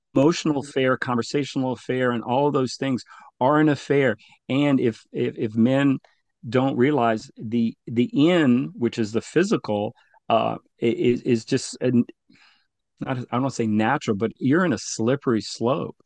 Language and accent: English; La Paz River Parish, Louisiana, United States; both of my parents migrated to the U S. Uh, I grew up in the La Paz River Parish area